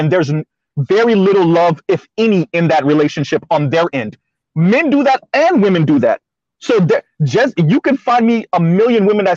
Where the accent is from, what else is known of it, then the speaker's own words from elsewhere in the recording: Miami, Florida, United States; I'm from Miami, so I had to watch Scarface. It was part of our curriculum to watch Scarface